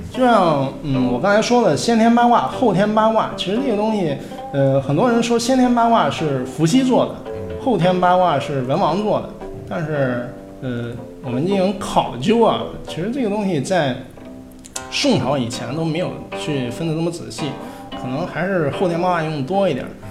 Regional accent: China; 我们中国人一直思维都是比较理性的

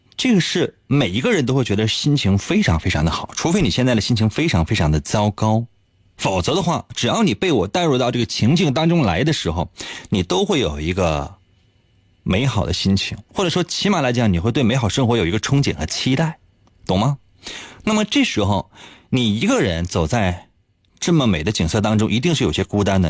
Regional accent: Northeast China, China; 咱们东北人

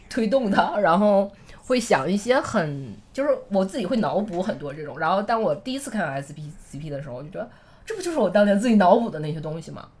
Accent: Northeast China, China; 因为我是个东北人嘛

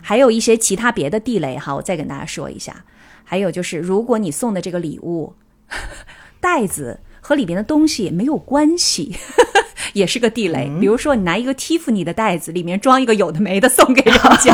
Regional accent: China; moved away as an adult; now in Tokyo, Japan; 我们中国人

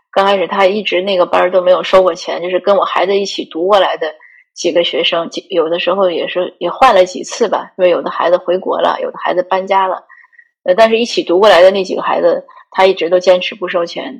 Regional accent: one of the five provinces of North China, China; moved away as an adult; also born or lived in Greater Vancouver, Canada; now in Vancouver, Canada; 如果问我哪里人呢，我一般都会说华北无省，你猜三次

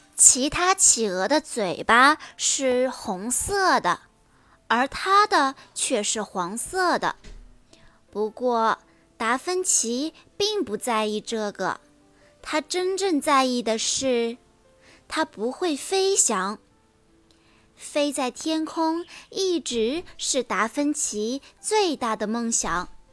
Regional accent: Pingyang, Zhejiang, China; 今年八岁了，我来自浙江温州，平阳的美丽小镇

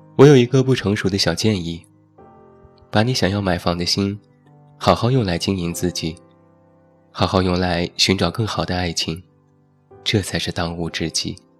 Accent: Taiyuan, Shanxi, China; 在我的家乡山西太原

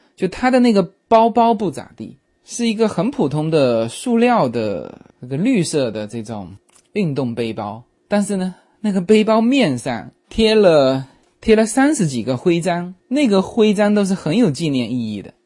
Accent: China; now in United States; 我们中国人

